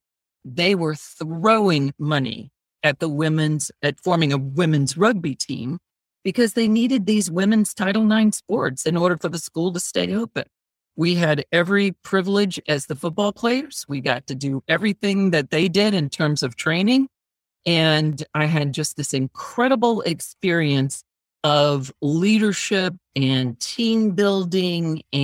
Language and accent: English; Georgia, United States; moved away as an adult; now in Washington, D.C., United States; growing up in Georgia